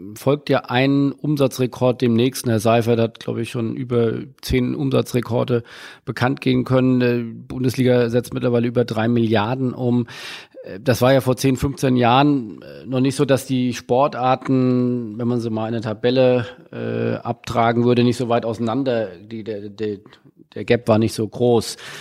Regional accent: Hamburg, Germany; Ich komme äh, aus Hamburg

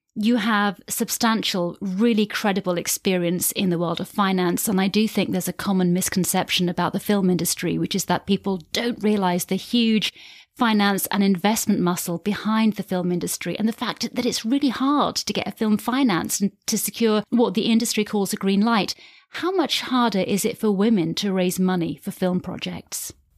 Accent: United Kingdom; I'm a British-born, half English, half Irish white woman

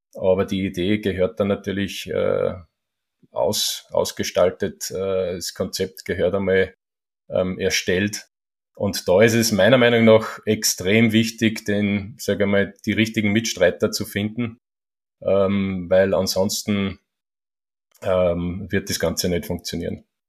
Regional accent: Schörfling am Attersee, Upper Austria, Austria; Jetzt sind wir in Schörfling am Attersee. Ist auch mein, mein Heimatort

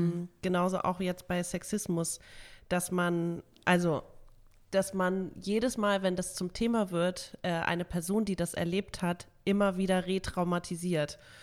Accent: Hamburg, Germany; bei uns in Hamburg

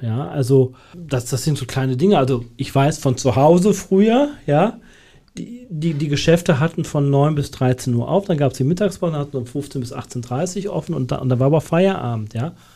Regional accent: North Rhine-Westphalia, Germany; born or raised there; now in Münsterschwarzach, Germany

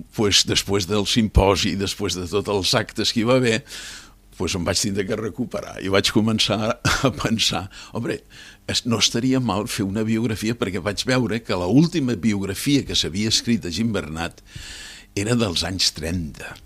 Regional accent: Cambrils, Catalonia, Spain; moved away; després d'estar quasi 50 anys fora fora d'Espanya i fora de Catalunya i jubilat tornar, diguéssim, a les arrels, vaig voler deixar un, una marca, una impremta a, eh, al meu poble, a Cambrils.

